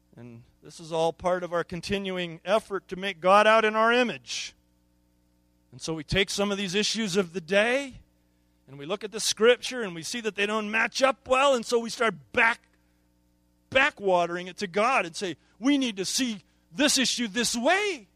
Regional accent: United States; As American consumer Christians

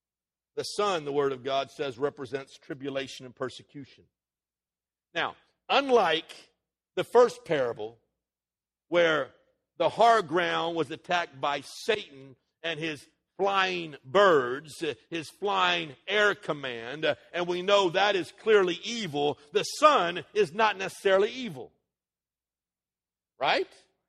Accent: United States; born there; because I was born in America, I am endowed with certain inalienable rights

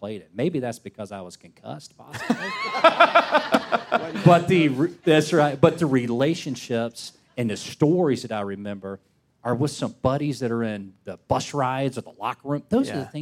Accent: Snellville, Georgia, United States; I grew up in Snellville where it was still very much family-oriented

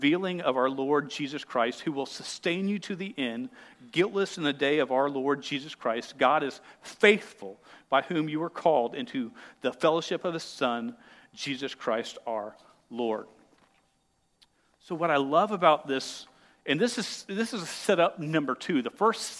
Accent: United States; I'm an American

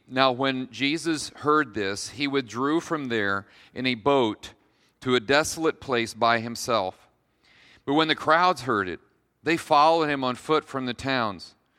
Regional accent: Kalona, Iowa, United States; also born or lived in Decatur, Iowa; I'm from Kelowna, um, so if you've hung around eastern Iowa very long, you know that Kelowna is full of Amish and Mennonites

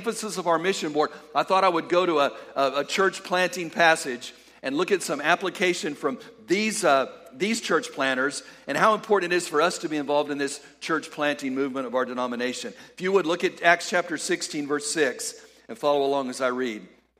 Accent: El Paso, Texas, United States; I grew up in El Paso, West Texas

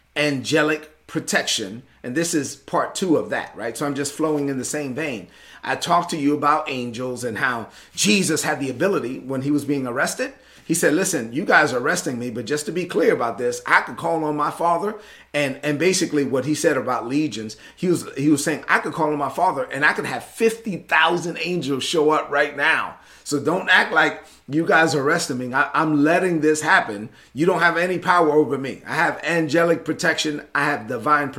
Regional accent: New York City, New York, United States; also born or lived in La Vega, Dominican Republic; growing up in Brooklyn, although the majority of my childhood was in Brooklyn

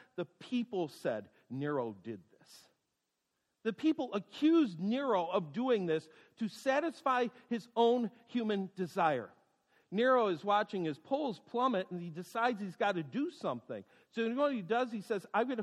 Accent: United States; as American people

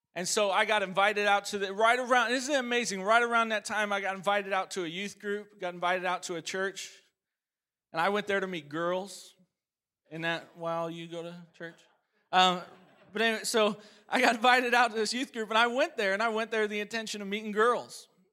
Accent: Chicago, Illinois, United States; also born or lived in Oregon; I'm originally from Oregon. I was born in Oregon, but my dad and mom split up when I was four. Pretty common story these days. And my mom moved to Chicago

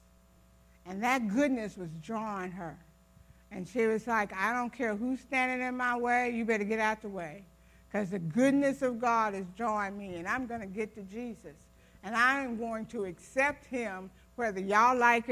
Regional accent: Ohio, United States; I grew up in Ohio.

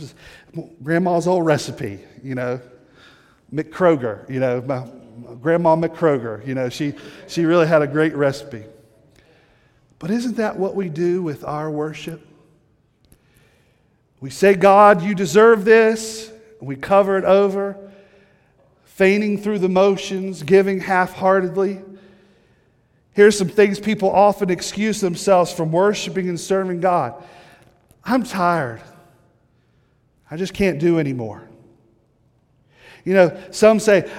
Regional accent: the South, United States; moved away; I'm from the South, a little bit further south from here, and good Southern people

